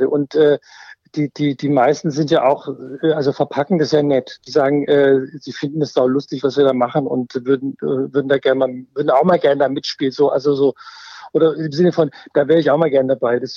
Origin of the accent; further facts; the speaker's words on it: Germany; born there; also ich bin kein äh, gebürtiger Bayer, ich bin tatsächlich gebürtiger Schwabe.